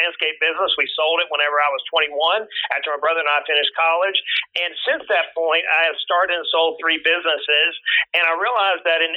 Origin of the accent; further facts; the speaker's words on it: Brunswick, Georgia, United States; I was born in South Georgia on the coast down near the swamps of the Florida-Georgia line, a little little town called Brunswick, Georgia. Grew up on a dirt road